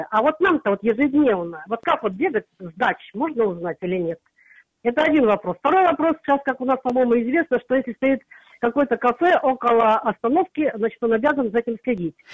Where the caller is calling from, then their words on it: Krasnoyarsk, Krasnoyarsk Krai, Russia; Э, я, ну как, с Красноярска.